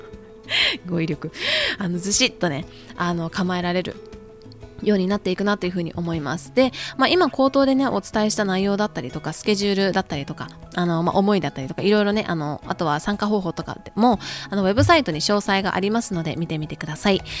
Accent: Japan; now in United States

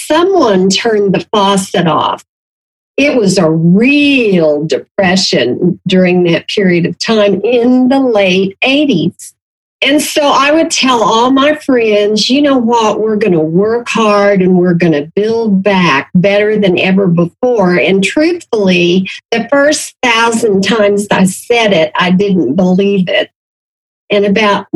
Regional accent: Enid, Oklahoma, United States; I was born and raised in Garfield County, which is where Enid, Oklahoma, is located.

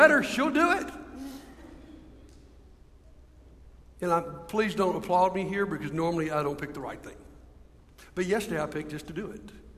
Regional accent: Montgomery, Alabama, United States; I'm from Montgomery

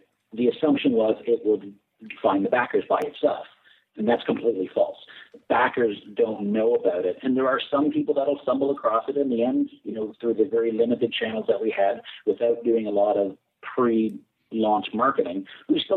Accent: Canada; We're Canadian

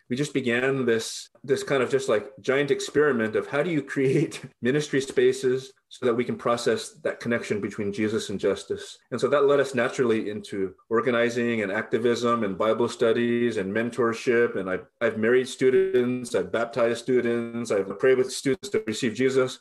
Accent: Hacienda Heights, California, United States; I was born at White Memorial Hospital in Boyle Heights, raised in Hacienda Heights

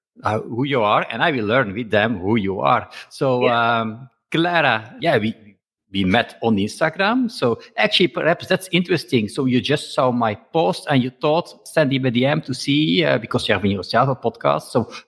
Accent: Belgium; English is a second language; I am from Belgium, but I meet people from all over the world.

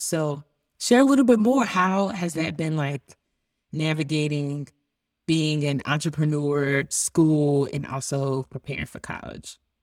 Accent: Boone, North Carolina, United States; I'm a country, country girl, being born in Bun, North Carolina

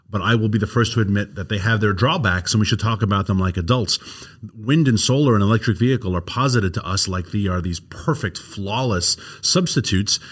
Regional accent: New York City, New York, United States; accent: New York; moved away; Queens, where I grew up, is eighty thousand acres

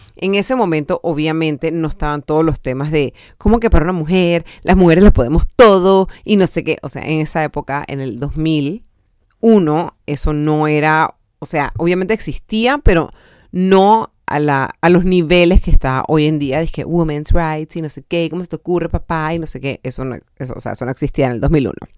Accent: Panama; aportar algo a mi país, al diseño de mi país, a un evento tan importante como el Panama Fashion Week

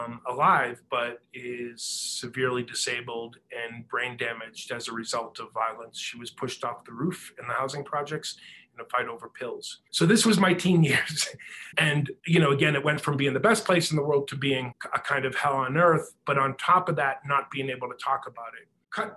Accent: Boston, Massachusetts, United States; I grew up in that whole kind of situation, very stifling, suffocating. And when I end up being a writer, writing All Souls about growing up in South Boston

